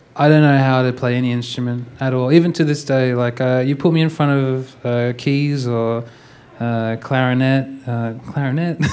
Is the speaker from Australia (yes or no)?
yes; Perth, Western Australia, Australia; I'm from Australia, Perth, Western Australia